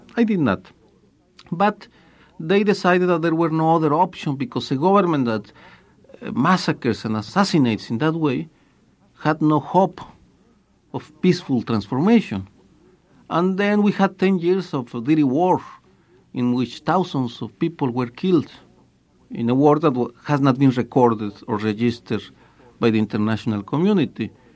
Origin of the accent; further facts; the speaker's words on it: Guadalajara, Jalisco, Mexico; moved away as an adult; also born or lived in Milwaukee; I was a student in Guadalajara